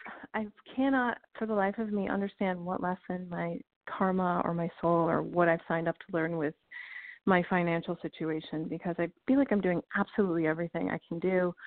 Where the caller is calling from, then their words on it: Illinois, United States; I'm calling from Illinois.